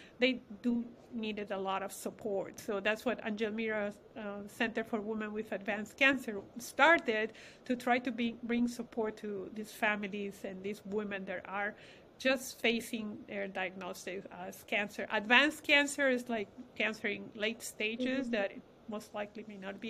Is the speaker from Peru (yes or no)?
yes; Peru; moved away; We have Hispanic background. I come from Peru